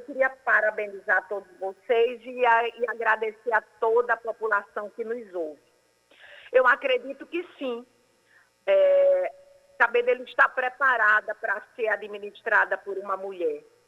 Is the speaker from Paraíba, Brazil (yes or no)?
yes; Cabedelo, Paraíba, Brazil; Eu sou de Cabedelo